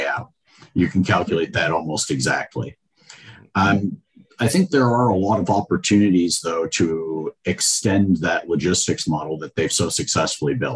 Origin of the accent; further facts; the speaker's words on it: Georgia, United States; I'm from Georgia